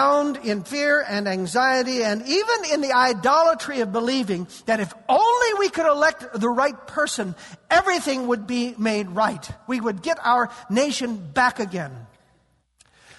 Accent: United States; We American Christians

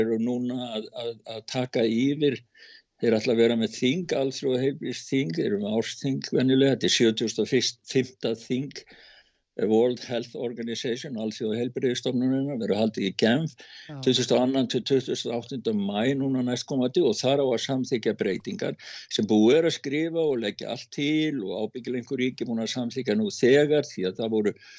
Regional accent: Iceland

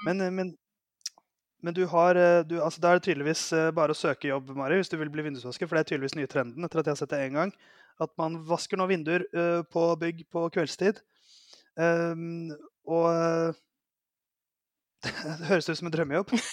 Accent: Oslo, Norway; jeg er fra Oslo

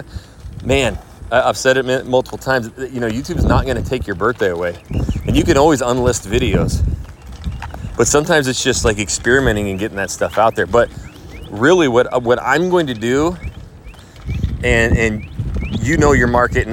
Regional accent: Coeur d'Alene, Idaho, United States; I'm Coeur d'Alene

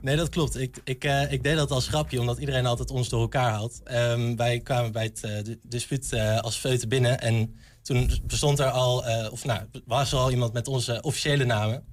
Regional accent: Arnhem, Gelderland, Netherlands; moved away as an adult; now in Enschede, Netherlands; Ik kom zelf uit Arnhem. Ik kom uit de stad

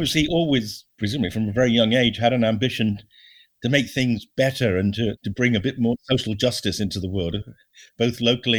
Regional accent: Bristol, South West England, United Kingdom; I'm old enough to remember, I was brought up in Bristol

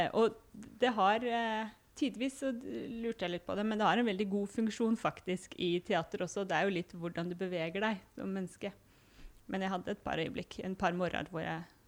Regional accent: Hamar, Innlandet, Norway; moved away as an adult; also born or lived in Tromsø; now in Førde, Norway; jeg har vokst opp både i Tromsø og i Hamar

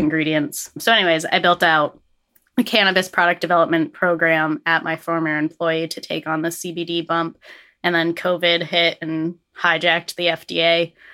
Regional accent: Fairfax, Vermont, United States; coming back to my home roots, I grew up in Fairfax

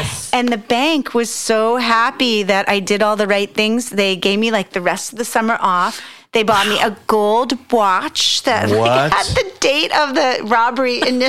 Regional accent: Long Island, New York, United States; moved away as an adult; also born or lived in North Hollywood, California; now in Sonoma, United States; I grew up in New York.

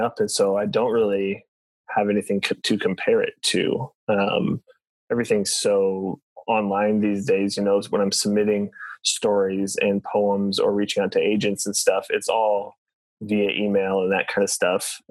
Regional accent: Springfield, Illinois, United States; moved away as an adult; now in Joplin, United States; I'm actually from Springfield, Illinois. Grew up there, moved here for college when I was 20

